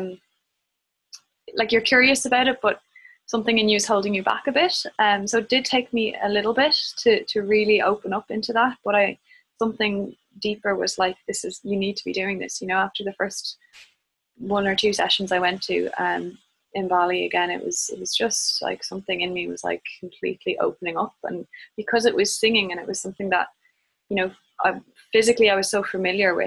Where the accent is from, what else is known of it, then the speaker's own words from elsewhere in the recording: Ireland; moved away as an adult; I do feel like I have very strong roots in Ireland